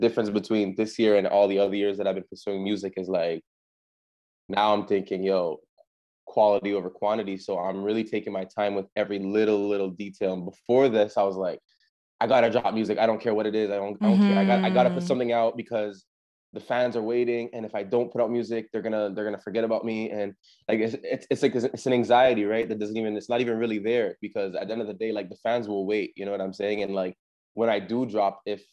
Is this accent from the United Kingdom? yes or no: no; Montreal, Quebec, Canada; moved away; I'm born in Canada. I'm born in Montreal, but I'm half Jamaican.